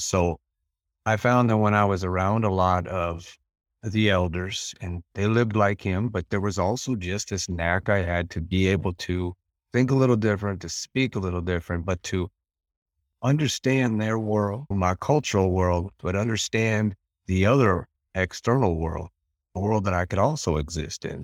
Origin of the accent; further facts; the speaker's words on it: Western Montana, United States; where we're at in Western Montana